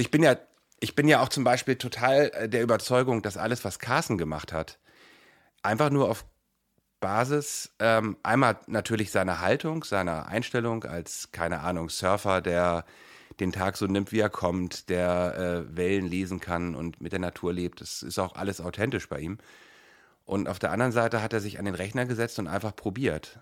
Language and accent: German; Hamburg, Germany; also born or lived in Kiel; ich bin in Hamburg geboren